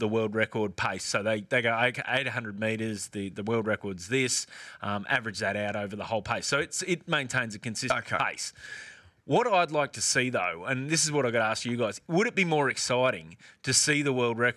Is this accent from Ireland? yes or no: no; Australia; as an Australian